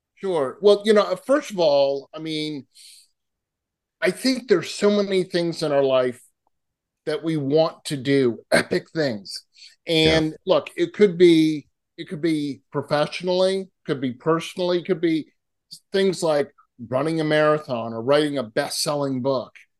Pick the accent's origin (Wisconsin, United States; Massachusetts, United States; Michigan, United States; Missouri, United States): Massachusetts, United States; now in California, United States; I grew up in Massachusetts